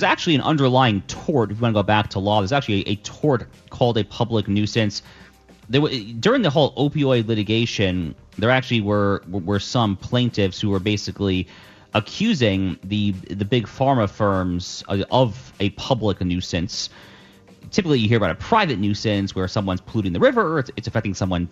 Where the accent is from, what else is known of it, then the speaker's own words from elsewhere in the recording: New York area, United States; I grew up in the New York area.